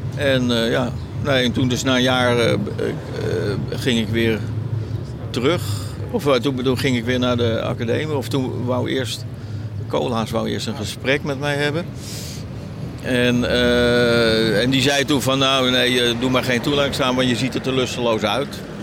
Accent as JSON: {"language": "Dutch", "town": "Haarlem", "region": "North Holland", "country": "Netherlands", "tie": "born or raised there", "also_born_or_lived": "Heemstede", "said": "eigenlijk is Heemstede Haarlem, ja, dat is eigenlijk mijn geboorteplek. Of mijn, waar ik opgegroeid ben"}